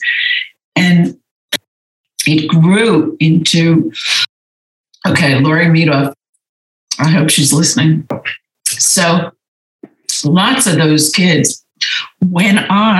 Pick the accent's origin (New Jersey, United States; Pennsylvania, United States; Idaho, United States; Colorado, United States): New Jersey, United States; moved away as an adult; also born or lived in Los Angeles, California / New York; now in Santa Monica, United States; I grew up in New Jersey.